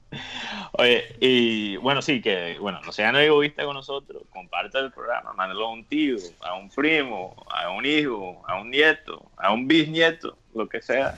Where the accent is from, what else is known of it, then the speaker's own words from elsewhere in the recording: United States; alguien que que creció como americano